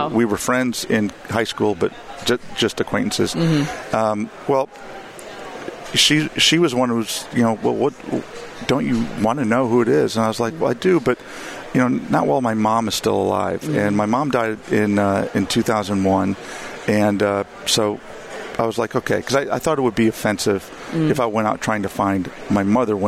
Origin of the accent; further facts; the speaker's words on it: Richardson, Texas, United States; also born or lived in Chicago suburbs, Illinois / Tulsa, Oklahoma; We lived in the Chicago suburbs until I was 8. Then moved to Texas, and I grew up in the North Dallas area in Richardson.